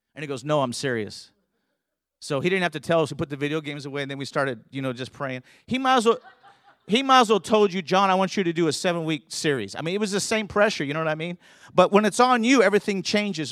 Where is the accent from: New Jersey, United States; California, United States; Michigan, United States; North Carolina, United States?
California, United States; Southern; I grew up in Southern California